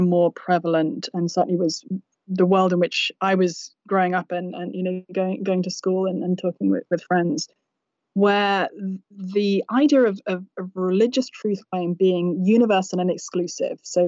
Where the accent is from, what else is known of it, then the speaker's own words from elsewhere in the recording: United Kingdom; also born or lived in England; now in United States; So I come from the UK originally, as you may discern from my unusual accent